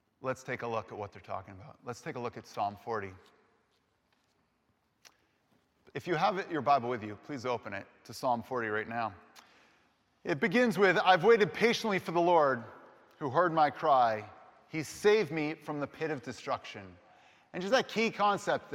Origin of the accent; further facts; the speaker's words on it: Boston, Massachusetts, United States; I'm an Irish American, growing up in the Boston area